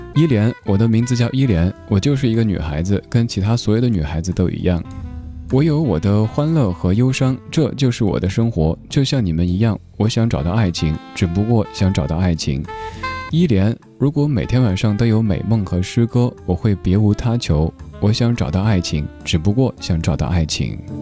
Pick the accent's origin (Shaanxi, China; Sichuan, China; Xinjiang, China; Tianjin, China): Sichuan, China; Chengdu; 因为我成都人，成都话当中的瓜就是傻的意思